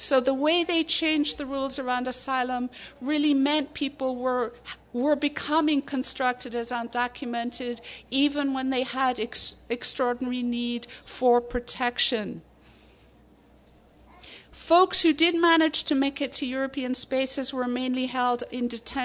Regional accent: Ireland; moved away; I grew up in the Irish Republic

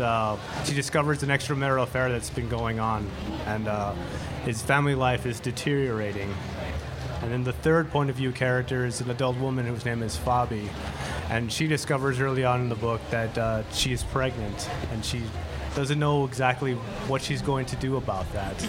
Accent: El Paso, Texas, United States; now in Tucson, United States; I'm originally from El Paso, Texas. I was born and raised there

